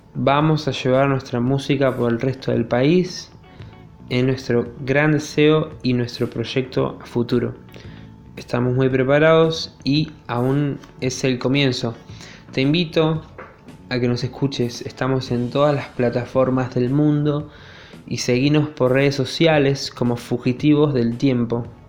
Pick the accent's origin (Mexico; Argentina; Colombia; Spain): Argentina; Río Gallegos, Santa Cruz; Somos de Río Gallegos, bien al sur de Argentina